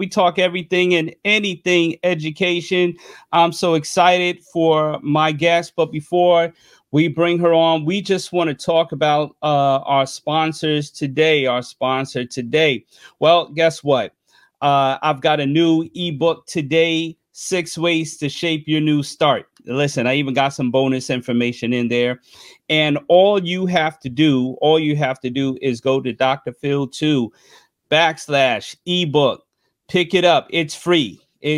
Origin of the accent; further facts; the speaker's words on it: New York, United States; my home state, New York